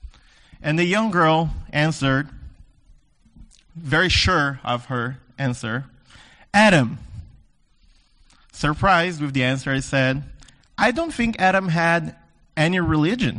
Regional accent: the Deep South, South Region, Brazil; moved away; I grew up in the South, the Deep South, Brazil

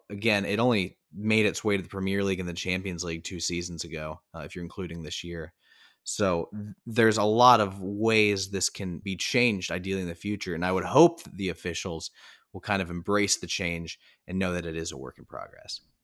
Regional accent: United States; as an American sports fan

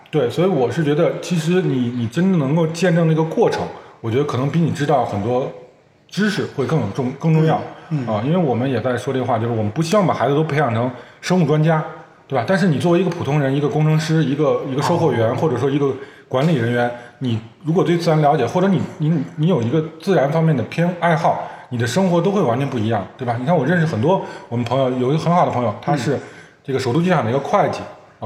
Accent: China; 我中国人

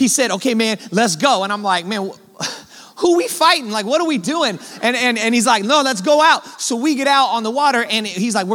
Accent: Oakland, California, United States; I was born and raised in Oakland, California. I grew up in the Bay Area of San Francisco

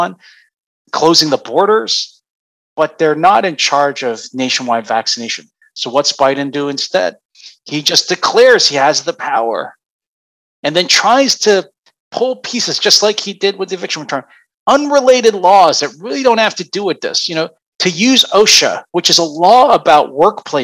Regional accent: Philadelphia, Pennsylvania, United States; my hometown

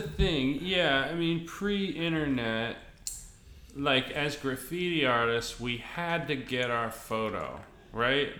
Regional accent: Albuquerque, New Mexico, United States; I grew up in Albuquerque

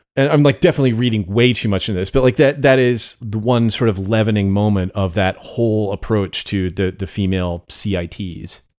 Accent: United States; growing up in America

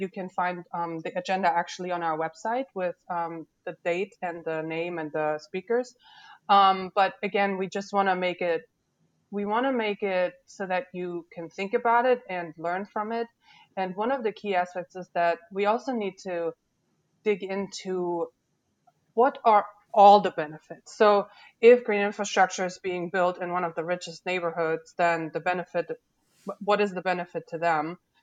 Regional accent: Germany; now in Louisiana, United States; I wasn't born here, and that's right. Um, I was born in Germany

